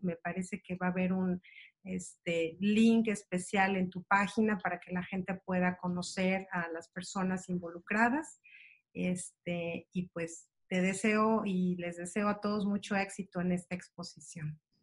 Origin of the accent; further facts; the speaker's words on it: Mexico; como mexicanos